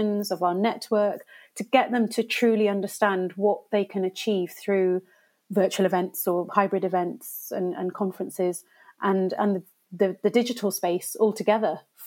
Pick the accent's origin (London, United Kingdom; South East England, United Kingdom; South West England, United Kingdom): South West England, United Kingdom; Gloucestershire; So I was born and brought up in Gloucestershire